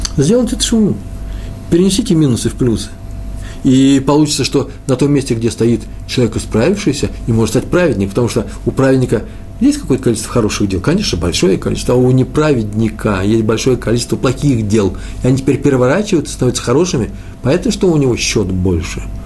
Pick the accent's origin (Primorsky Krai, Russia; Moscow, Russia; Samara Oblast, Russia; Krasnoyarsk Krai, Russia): Moscow, Russia; moved away; Я из Москвы